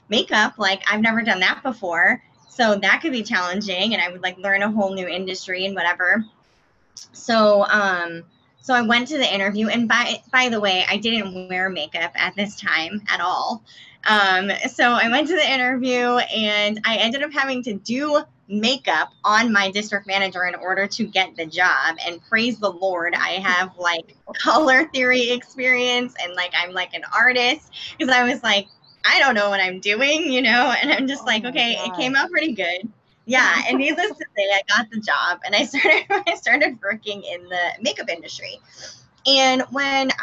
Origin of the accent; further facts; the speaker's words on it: Massachusetts, United States; moved away; I'm originally from Massachusetts.